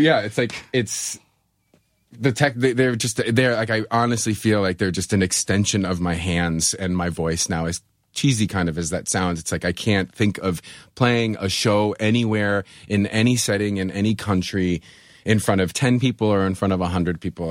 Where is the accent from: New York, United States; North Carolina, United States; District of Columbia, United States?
New York, United States; Buffalo; I'm from Buffalo. I have black snow running through my veins